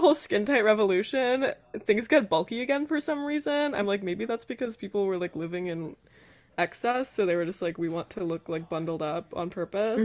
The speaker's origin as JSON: {"language": "English", "region": "South Carolina", "country": "United States", "said": "I'm from South Carolina"}